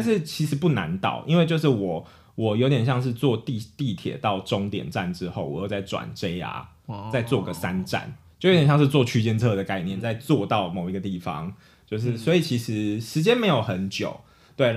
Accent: Taiwan; 我是台湾人

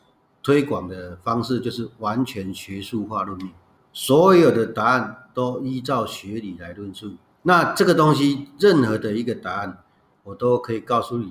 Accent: China; 可是这是我们中国人传统里面最有价值的一部分之一呢。

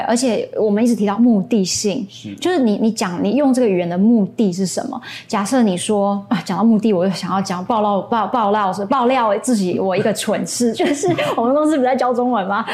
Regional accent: Taiwan; first language English and Chinese; 因为我们离日本很近

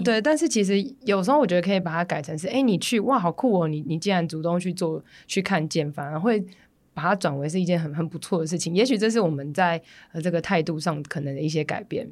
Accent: Taipei, Taiwan; 我是台北人

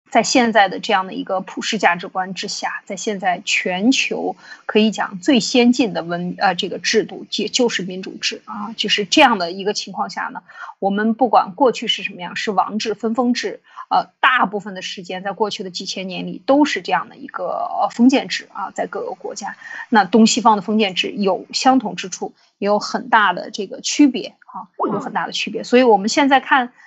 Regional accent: China; 我们中国人

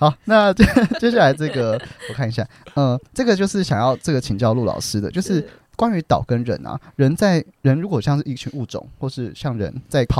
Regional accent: Taiwan; 因为我们这一代的这个台湾人不会有一个语言能力是日文，

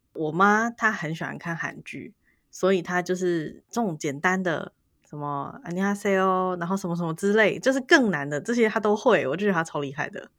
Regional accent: Taiwan; 对我们台湾人来说

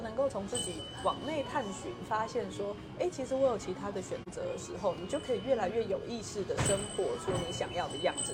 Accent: Hualien County, Taiwan; moved away as an adult; now in Kaohsiung, Taiwan; 我是花莲人啊，我不是高雄人

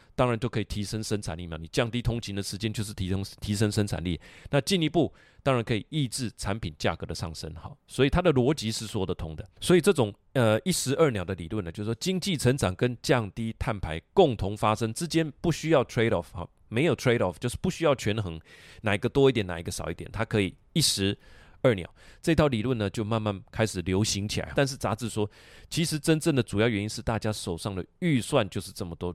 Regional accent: Taiwan; 我们台湾人

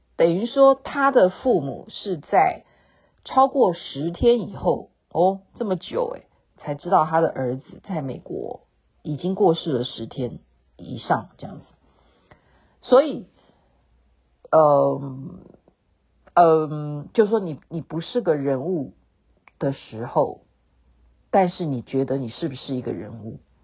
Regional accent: Taiwan; now in Seattle, United States; 我们台湾人

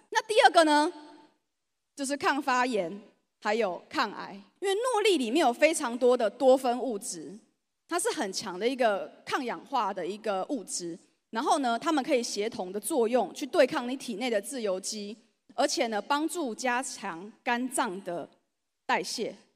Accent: Changhua County, Taiwan; 我本身是彰化人。 所以我来到这里真的有一种我回到家的感觉

